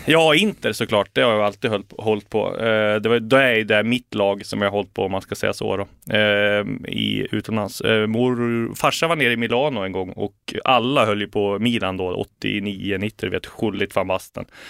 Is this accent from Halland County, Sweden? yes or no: no; Bergsjö, Gävleborg County, Sweden; moved away as an adult; also born or lived in Sundsvall; now in Stockholm, Sweden; Bergsjö i Hälsingland där jag är uppvuxen eh, och sen flyttade vi till Sundsvall när jag var 14